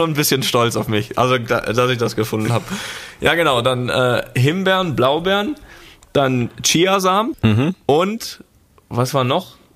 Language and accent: German; Rostock, Mecklenburg-Vorpommern, Germany; Da, wo wir ja als, ja, als Jugendliche in Rostock immer trainiert haben, täglich.